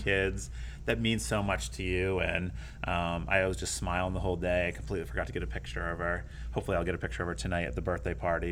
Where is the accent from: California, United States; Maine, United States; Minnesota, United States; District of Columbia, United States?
Maine, United States; moved away; I'm from Maine